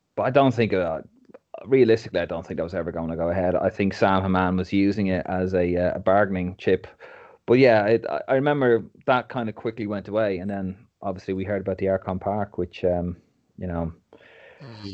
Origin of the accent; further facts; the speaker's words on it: Dublin, Leinster, Ireland; moved away; I'm actually from Neilstown originally